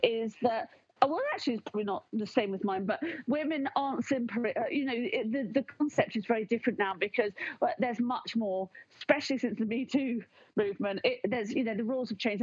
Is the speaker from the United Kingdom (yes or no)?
yes; United Kingdom